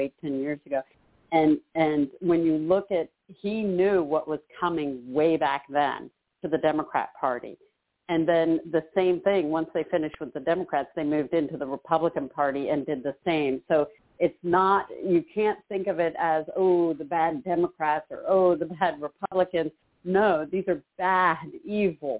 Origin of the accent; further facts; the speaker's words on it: Philadelphia, Pennsylvania, United States; I was born in Philadelphia